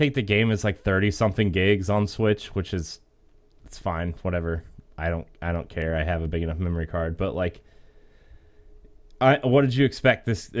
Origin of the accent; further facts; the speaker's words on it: Akron, Ohio, United States; I'm from Akron, and I like the Cavs a lot.